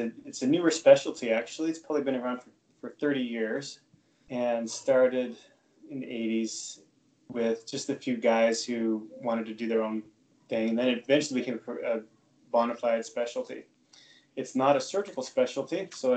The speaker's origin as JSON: {"language": "English", "region": "Utah", "country": "United States", "also_born_or_lived": "New England / Ithaca, New York", "moved": "as an adult", "said": "I'm originally from Utah, so I ended up moving back to Utah about 5 years ago"}